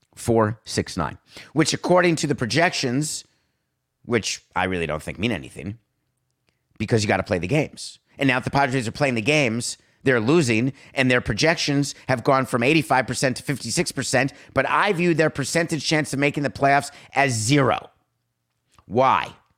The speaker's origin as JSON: {"language": "English", "region": "New York", "country": "United States", "tie": "born or raised there", "moved": "yes", "lives_now": "South Florida, United States", "said": "I grew up in New York"}